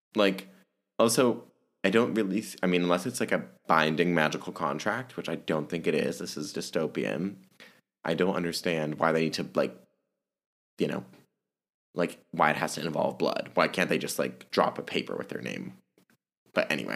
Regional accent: Germany; moved away; I was born and raised in Germany

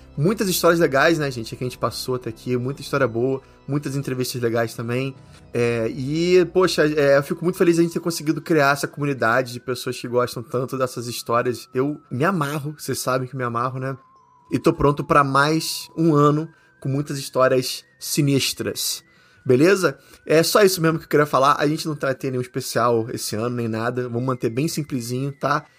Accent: Brazil; moved away; minha terrinha, que é o Brasil

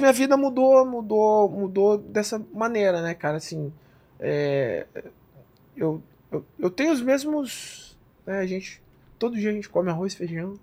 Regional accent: Brazil; moved away as an adult; Eu sou brasileiro

